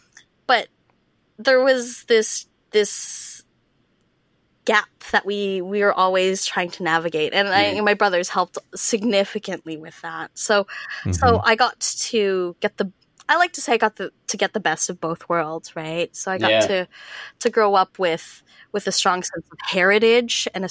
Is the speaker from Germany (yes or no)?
no; Calgary, Alberta, Canada; moved away as an adult; now in Ontario, Canada; when I was growing up in Calgary